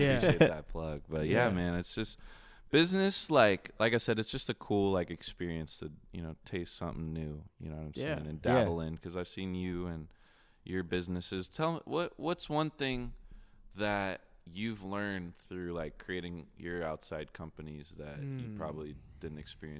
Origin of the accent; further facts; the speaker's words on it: Tulsa, Oklahoma, United States; also born or lived in Wichita; But like, yeah, coming out of Wichita, I grew up in Tulsa too. I've just moved around a lot when I was younger.